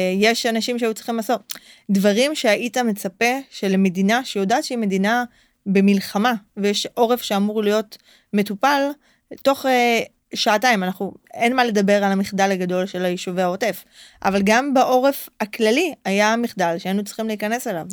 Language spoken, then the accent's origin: Hebrew; Holon, Tel Aviv District, Israel; נולדתי בחולון, גדלתי בחולון